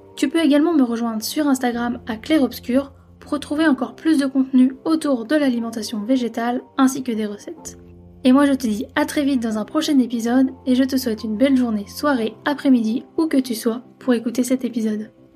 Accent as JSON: {"language": "French", "town": "Lyon", "region": "Auvergne-Rhône-Alpes", "country": "France", "said": "je suis de Lyon"}